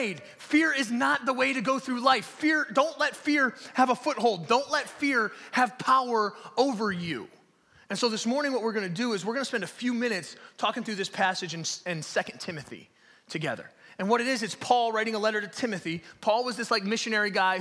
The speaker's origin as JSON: {"language": "English", "town": "Detroit", "region": "Michigan", "country": "United States", "tie": "born or raised there", "said": "I grew up in Detroit. I grew up over by like 7 Mile and Kelly on Novara Street"}